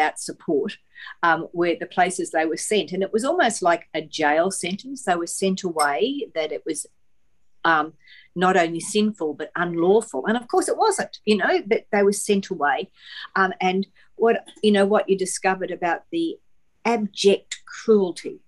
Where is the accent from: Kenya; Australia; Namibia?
Australia; Toowoomba, Queensland; I grew up in Toowoomba